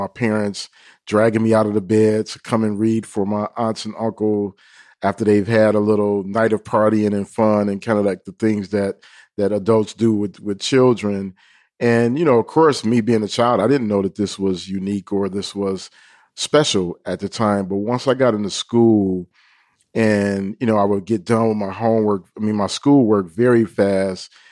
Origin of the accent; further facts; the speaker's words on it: Detroit, Michigan, United States; where we were growing up in Detroit